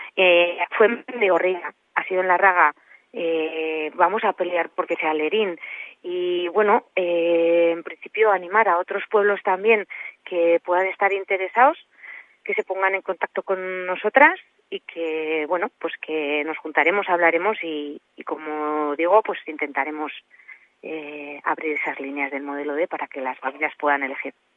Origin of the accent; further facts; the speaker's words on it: La Ribera, Navarre, Spain; yo que vengo de la Ribera